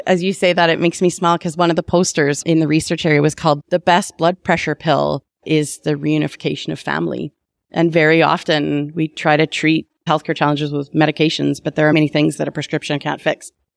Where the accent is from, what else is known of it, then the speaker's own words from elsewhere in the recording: Calgary, Alberta, Canada; I was born in Calgary